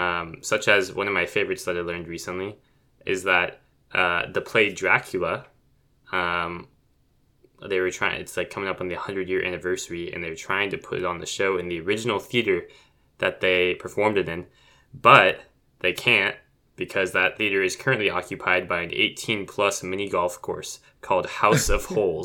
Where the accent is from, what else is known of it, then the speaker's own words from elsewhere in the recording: United Kingdom; Yeah, I'm British.